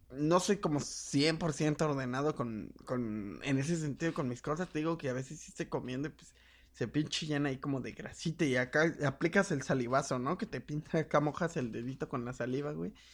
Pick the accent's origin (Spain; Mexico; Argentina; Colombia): Mexico; qué cerdos somos los putos mexicanos